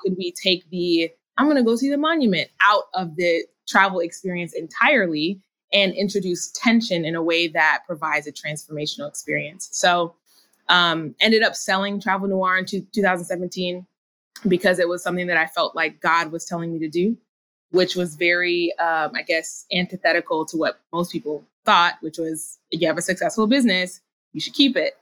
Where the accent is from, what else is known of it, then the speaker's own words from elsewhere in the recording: Minnesota, United States; moved away; also born or lived in California / North Carolina; I grew up in Minnesota, so we eventually made our way back